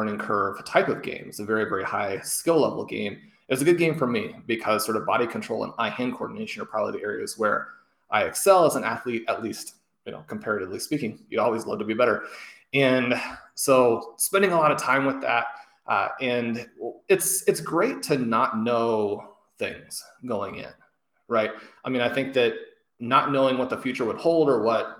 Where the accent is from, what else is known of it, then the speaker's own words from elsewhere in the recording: Kansas City, United States; Growing up in Kansas City and having had my parents attend KU